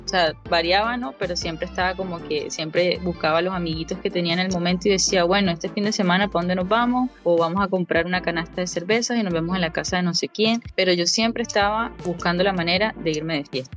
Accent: Caribbean coast of Colombia, Colombia; moved away as an adult; now in Melbourne, Australia; yo vengo de Colombia, naturalmente, vengo de la costa caribe, y emigré hace algún tiempo a Australia. Eh, estoy viviendo en Melbourne

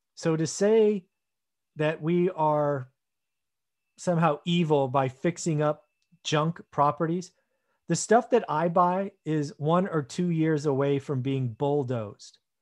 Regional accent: United States; being an American

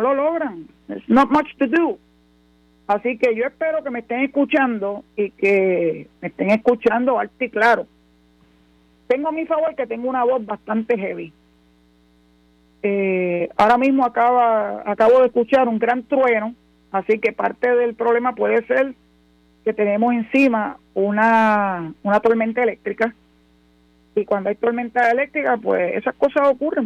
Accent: Puerto Rico; nosotros los puertorriqueños, que sí somos ciudadanos americanos desde el año 1917

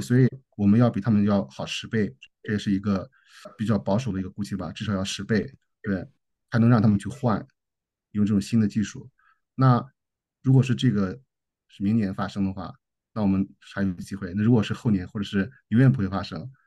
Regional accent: China; now in Australia; 尤其在澳洲，我们中国人不是，不是，嗯，最受欢迎的那，那，那，那，那些人吧

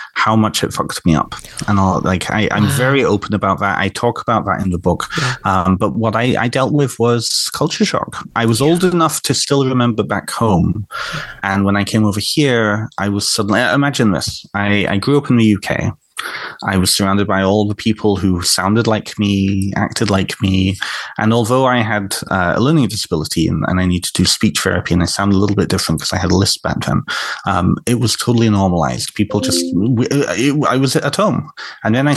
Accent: Canada; also born or lived in North Wales; I grew up in Canada

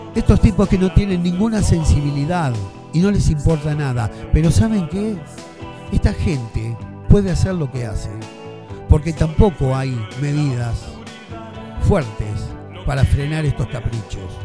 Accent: Argentina; somos argentinos

